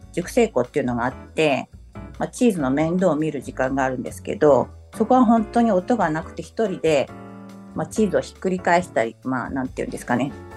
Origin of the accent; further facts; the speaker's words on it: Okaya, Nagano, Japan; also born or lived in Lyon, France; そのうちの1つの岡谷市っていうところの出身です。